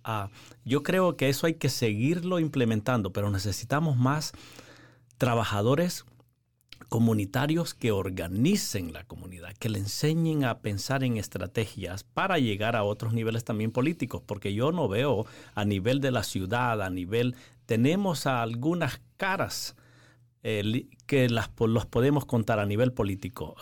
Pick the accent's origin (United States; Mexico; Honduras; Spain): Honduras; moved away as an adult; also born or lived in Nicaragua; originalmente soy de Honduras